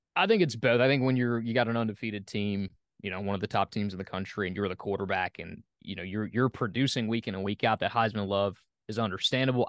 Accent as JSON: {"language": "English", "town": "Oxford", "region": "Mississippi", "country": "United States", "tie": "born or raised there", "moved": "as an adult", "lives_now": "Atlanta, United States", "said": "I grew up in Oxford, my dad worked for the university."}